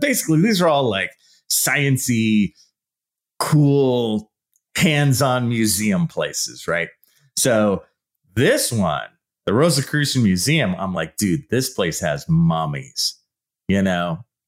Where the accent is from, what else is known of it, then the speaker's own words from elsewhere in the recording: San Leandro, California, United States; I grew up in the East Bay in a town called San Leandro. It's right below Oakland